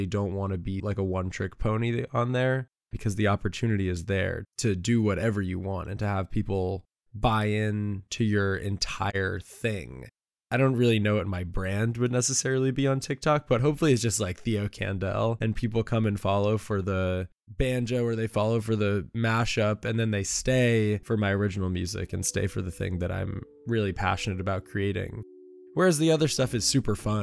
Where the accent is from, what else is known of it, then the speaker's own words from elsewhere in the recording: New York, United States; also born or lived in Nashville, Tennessee; now in Los Angeles, United States; growing up in New York, I was always surrounded by that big city feel.